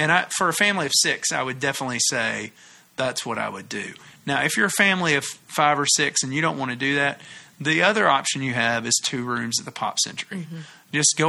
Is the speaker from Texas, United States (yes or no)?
no; Tennessee, United States; I'm from Tennessee